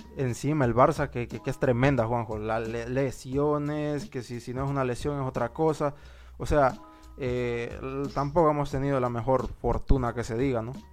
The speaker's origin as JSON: {"language": "Spanish", "country": "Honduras", "said": "nosotros somos de de Honduras"}